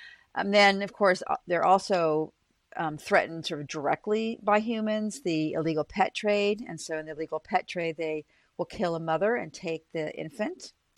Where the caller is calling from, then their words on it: Boston, Massachusetts, United States; So I'm calling from Boston University, where I am a professor of biological anthropology as well as biology.